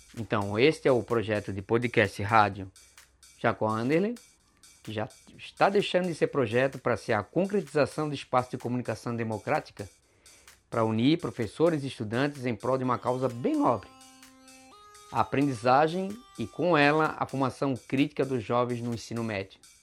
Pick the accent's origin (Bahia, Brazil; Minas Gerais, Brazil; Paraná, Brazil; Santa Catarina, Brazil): Santa Catarina, Brazil; Florianópolis; Sou de Florianópolis, manezinho da ilha